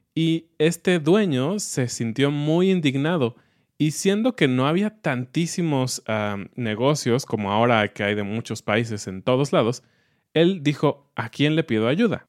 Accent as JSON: {"language": "Spanish", "country": "Mexico"}